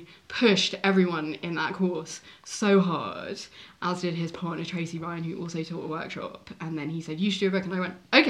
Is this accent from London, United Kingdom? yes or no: yes; London, United Kingdom; I grew up in Edgware, in Bonnet